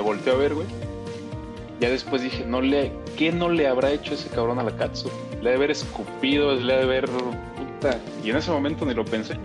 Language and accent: Spanish; Mexico; soy mexicano.